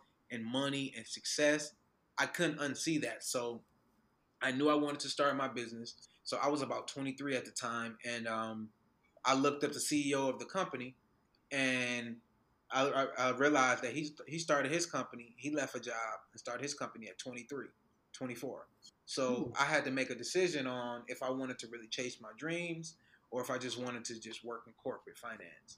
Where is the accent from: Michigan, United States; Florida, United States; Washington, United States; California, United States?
Michigan, United States; Detroit; moved away as an adult; now in Atlanta, United States; I'm from Detroit. So I moved back to Detroit